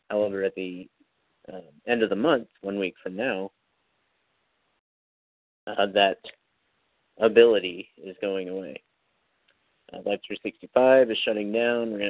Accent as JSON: {"language": "English", "town": "Kansas City", "country": "United States", "said": "I'm from Kansas City."}